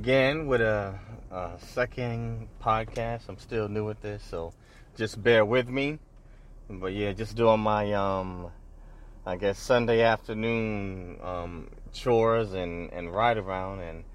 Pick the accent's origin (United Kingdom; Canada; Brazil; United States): United States; New York City, New York; now in Sacramento, United States; I was born and raised in New York City